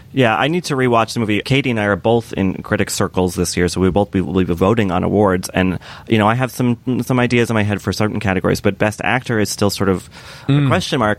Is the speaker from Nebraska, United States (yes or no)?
no; Boston area, Massachusetts, United States; moved away; transported home to that sort of wintry, kind of stony mindset